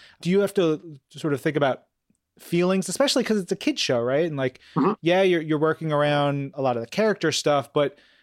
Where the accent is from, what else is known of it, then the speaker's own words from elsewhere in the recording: Long Island, New York, United States; I'm from Long Island in New York.